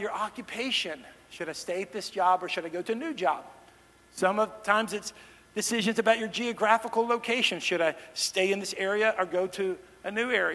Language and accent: English; Dallas, Texas, United States; moved away as an adult; also born or lived in Kansas City; now in Nashville, United States; I grew up in the Dallas-Fort Worth area